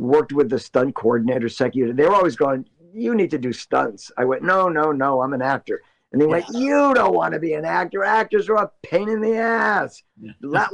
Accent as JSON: {"language": "English", "town": "Passaic", "region": "New Jersey", "country": "United States", "tie": "born or raised there", "also_born_or_lived": "New York", "moved": "as an adult", "lives_now": "California, United States", "said": "I was born and raised in Passaic, went on all through school and high school"}